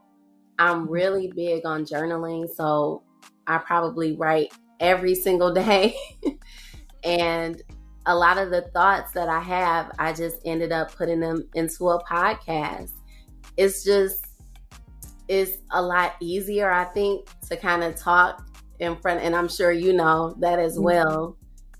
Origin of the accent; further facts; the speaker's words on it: Detroit, Michigan, United States; I grew up in Detroit, Michigan